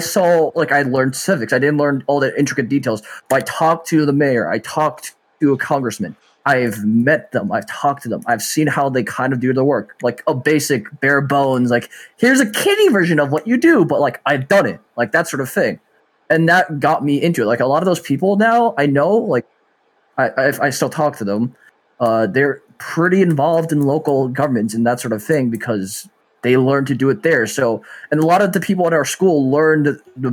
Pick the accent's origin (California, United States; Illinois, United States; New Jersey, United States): New Jersey, United States; we grew up in New Jersey and in a town that had really good civic education